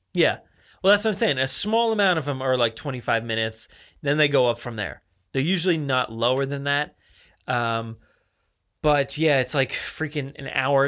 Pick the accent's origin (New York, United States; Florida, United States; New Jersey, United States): New Jersey, United States; accent: New Jersey; I'm sounding more like New Jersey